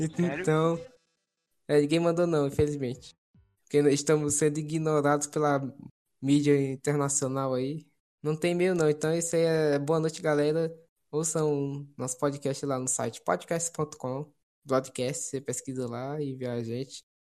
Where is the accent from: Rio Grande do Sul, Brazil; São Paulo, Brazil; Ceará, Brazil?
Ceará, Brazil; sou cearense, sou americano